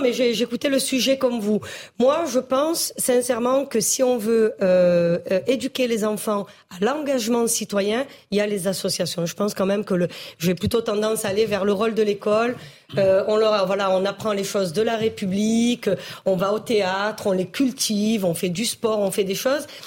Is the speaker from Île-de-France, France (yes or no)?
no; Marseille, Provence-Alpes-Côte d'Azur, France; je suis marseillaise